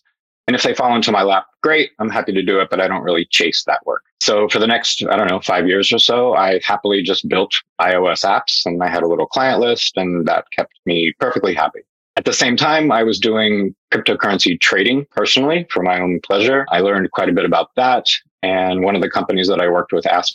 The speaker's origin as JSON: {"language": "English", "country": "United States", "also_born_or_lived": "Hong Kong / Europe / Asia", "moved": "as an adult", "said": "I am an American, but I've worked in Europe. I've lived in Asia"}